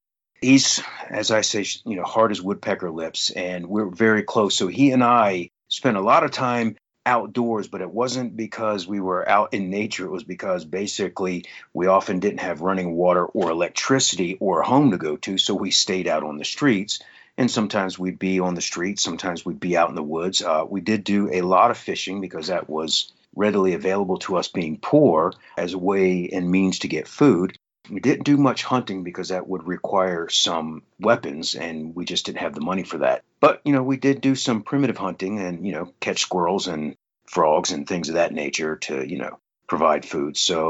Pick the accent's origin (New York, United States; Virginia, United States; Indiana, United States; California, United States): Virginia, United States; also born or lived in Kentucky / Southeast US; I was born in Kentucky. I grew up all around the Southeast as an Army brat, primarily in Virginia, actually.